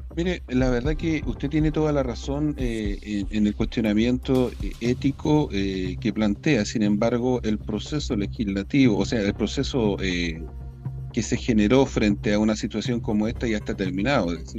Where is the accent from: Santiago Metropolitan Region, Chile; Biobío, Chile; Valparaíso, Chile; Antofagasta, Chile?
Biobío, Chile; nosotros somos la región del Biobío, la capital pesquera de Chile